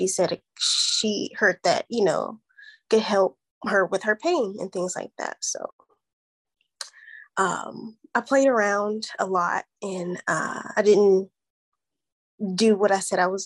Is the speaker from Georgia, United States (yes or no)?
yes; Atlanta, Georgia, United States; also born or lived in Youngstown, Ohio; now in Phoenix, United States; I grew up in Atlanta, Georgia